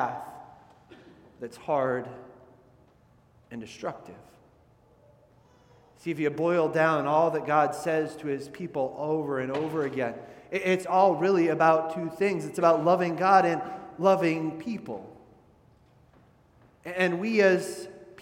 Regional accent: Midwest, United States; when I was growing up in the Midwest.

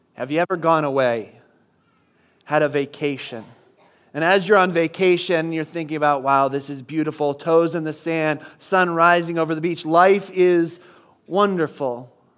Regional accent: Midwest, United States; moved away; I grew up in the Midwest where nothing was open on Sundays

